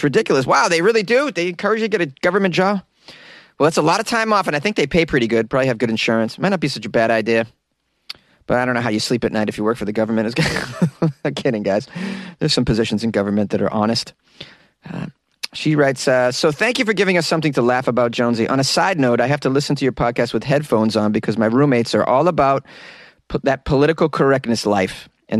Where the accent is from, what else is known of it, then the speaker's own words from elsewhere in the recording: Florida, United States; No, man, I'm from Florida.